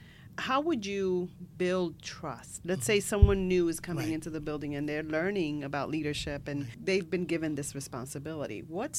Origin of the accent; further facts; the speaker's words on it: New York City, New York, United States; I was raised on 143rd and Willis Avenue.